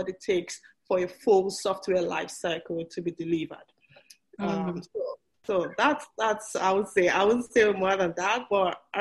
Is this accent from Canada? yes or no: no; Nigeria; moved away as an adult; also born or lived in Port Harcourt; I was born in Nigeria. I went to college in Nigeria. I got my PhD in Nigeria